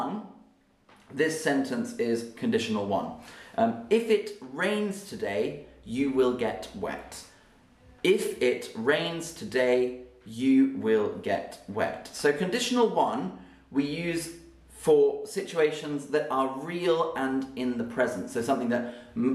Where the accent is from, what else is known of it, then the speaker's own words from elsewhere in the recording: United Kingdom; me as a Brit, I say a herb